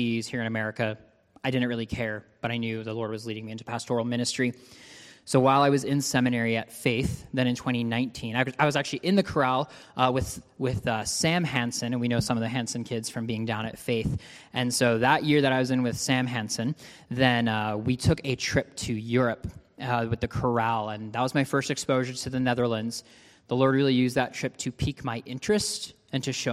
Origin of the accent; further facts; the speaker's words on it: Ontario, Canada; I actually grew up in Ontario, Canada